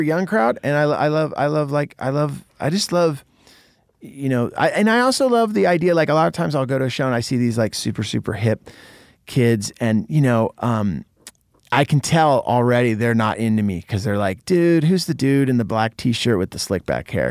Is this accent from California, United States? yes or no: yes; Santa Cruz, California, United States; moved away; Santa Cruz, my hometown